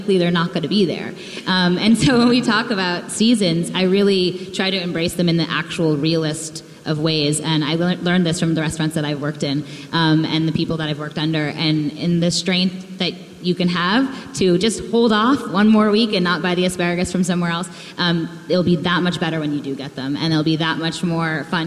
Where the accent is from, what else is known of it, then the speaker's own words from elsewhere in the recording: New England, United States; moved away; I grew up in New England. I'm a diehard New England East Coaster